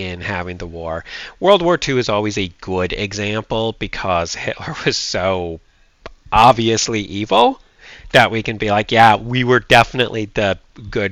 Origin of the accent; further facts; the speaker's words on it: United States; I'm an American